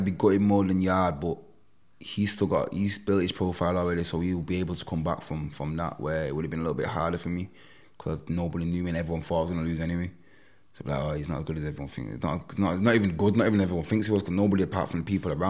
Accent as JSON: {"language": "English", "town": "Manchester", "region": "North West England", "country": "United Kingdom", "tie": "born or raised there", "said": "to come out of here, of my hometown"}